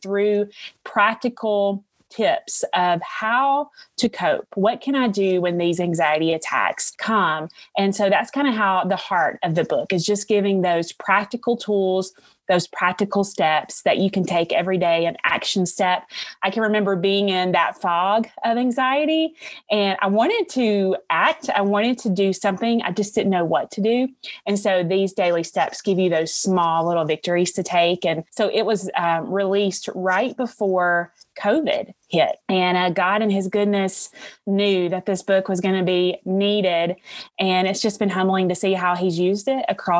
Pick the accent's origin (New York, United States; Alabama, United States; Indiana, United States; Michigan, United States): Alabama, United States; accent: Southern; I am from Alabama